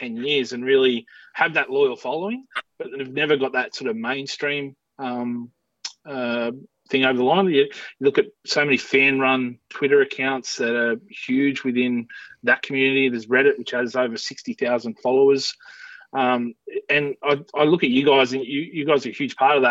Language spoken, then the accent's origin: English; Parkes, New South Wales, Australia; finally settled in when I started playing footy here in my hometown of Parks when I was 12